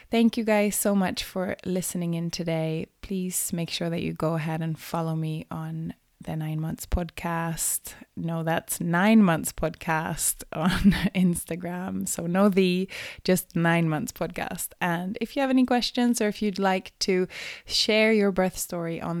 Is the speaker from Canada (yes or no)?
no; Sweden; moved away; I'm from Sweden originally